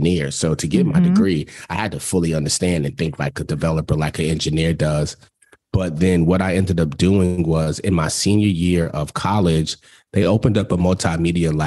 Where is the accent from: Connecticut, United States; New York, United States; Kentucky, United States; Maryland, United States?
New York, United States; New York City; growing up in New York